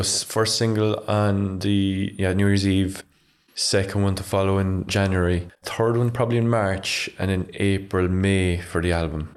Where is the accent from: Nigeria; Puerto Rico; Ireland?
Ireland; Ardfield, Munster; I'm from Ardfield, so pretty much every morning I'd open my curtains and I'd see the, the Galli Lighthouse